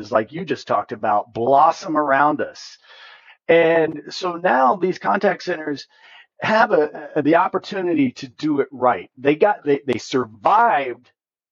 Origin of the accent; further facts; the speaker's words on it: Hoosier, Indiana, United States; accent: Hoosier; My Hoosier accent